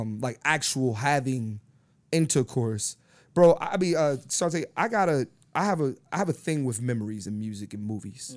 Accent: Philadelphia, Pennsylvania, United States; growing up in Philly

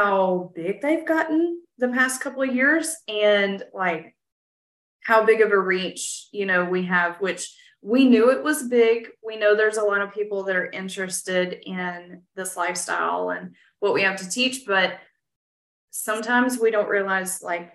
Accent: West Tennessee, United States; moved away as an adult; now in Texas, United States; I'm originally from West Tennessee and mm-hmm. we moved to Texas 2 years ago.

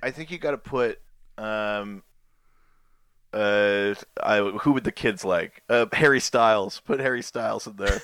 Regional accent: Yukon, Canada; I'm from the Yukon in Canada.

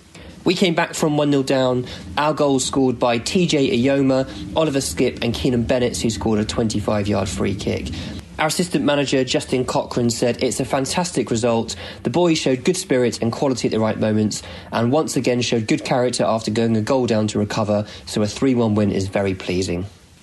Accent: the north of England, United Kingdom; accent: northern; Apologies to anyone offended by my terrible northern accent.

